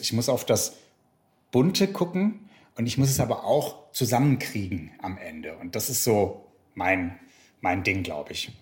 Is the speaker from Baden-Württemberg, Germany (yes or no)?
yes; Black Forest, Baden-Württemberg, Germany; Ich komme aus dem Schwarzwald, was jetzt ja auch nicht so eine Gegend ist, die so unmittelbar für Diversity berühmt ist